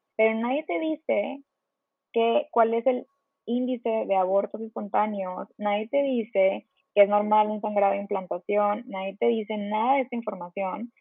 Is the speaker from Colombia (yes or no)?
no; Monterrey, Nuevo León, Mexico; moved away as an adult; also born or lived in Mexico City; yo soy de Monterrey y estaba viviendo en la Ciudad de México